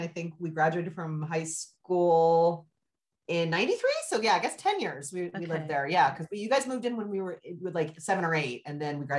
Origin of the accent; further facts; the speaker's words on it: Bay Area, Northern California, United States; moved away as an adult; also born or lived in Los Angeles, United States / New York, United States; we grew up in California, and we grew up in Northern California in the Bay Area.